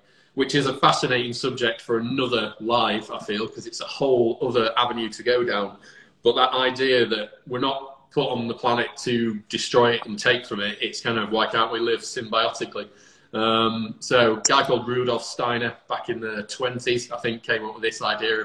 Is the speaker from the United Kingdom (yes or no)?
yes; Lincolnshire, East Midlands, United Kingdom; now in Manchester, United Kingdom; I'm from Lincolnshire, so it's lots of green space.